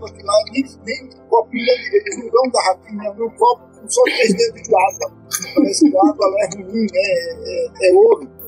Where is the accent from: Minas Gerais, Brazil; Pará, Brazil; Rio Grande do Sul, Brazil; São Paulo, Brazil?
Pará, Brazil; Belém; Eu falei, não, eu vim de Belém, vou para lá, não vou ganhar minha medalha, não, eu vou entrar de novo, vou concluir.